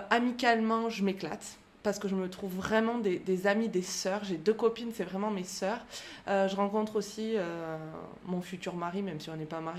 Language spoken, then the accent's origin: French; France; now in Clermont-Ferrand, France; Euh, je vis à Clermont-Ferrand, et je suis originaire du beau plateau de l'Aubrac.